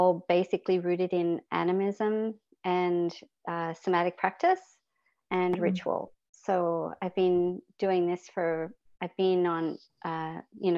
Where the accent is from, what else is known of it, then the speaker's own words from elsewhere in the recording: Australia; I was born and raised in Australia